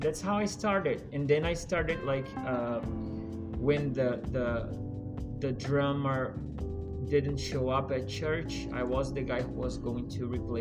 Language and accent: English; Maceió, Alagoas, Brazil; English is a second language; moved away as an adult; I'm from Brazil. It's the east side of Brazil. It's a city called Maceió.